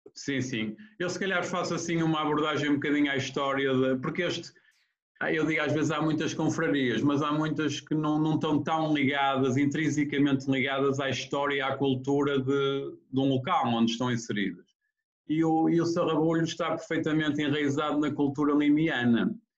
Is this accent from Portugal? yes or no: yes; Ponte de Lima, Viana do Castelo, Portugal; Sou de Ponte Lima.